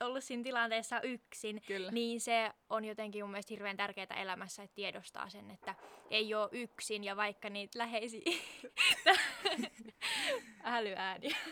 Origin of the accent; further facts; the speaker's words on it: Southern Finland, Finland; moved away; käymässä etelässä sieltä, mistä olen kotoisin